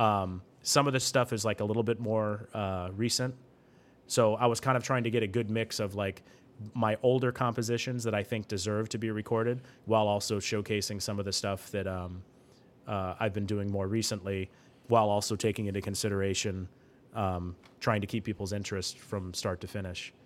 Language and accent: English; Vancouver, Washington, United States; first language English; also born or lived in Seattle area, Washington; When I entered into the sixth grade, we moved from, um, the Seattle area in Washington, um, to Vancouver, Washington, which is, um, south. So it's really close to Portland, Oregon. I usually just tell people I'm from Portland, Oregon